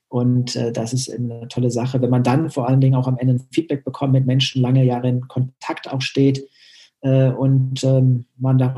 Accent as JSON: {"language": "German", "region": "North Rhine-Westphalia", "country": "Germany", "said": "Ich komme aus Nordrhein-Westfalen und konnte dann vor 18 Jahren ähm, diese Leidenschaft im Tischtennis und meinen Lehrberuf verbinden an der Eliteschule des Sports."}